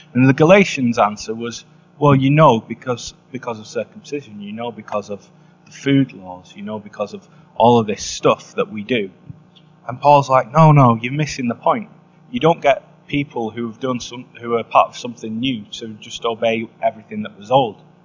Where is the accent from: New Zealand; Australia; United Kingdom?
United Kingdom; England; I'm from England